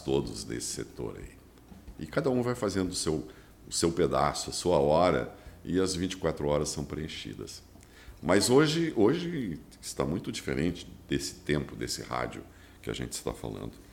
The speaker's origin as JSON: {"language": "Portuguese", "region": "Rio Grande do Sul", "country": "Brazil", "said": "Eu sou, sou gaúcho e sou bairrista"}